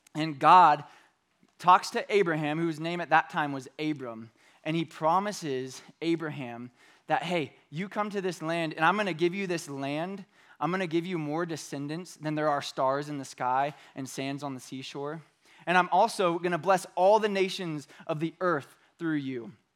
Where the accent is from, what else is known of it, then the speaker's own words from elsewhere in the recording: Bakersfield, California, United States; moved away; I was from Bakersfield when I was in junior high and high school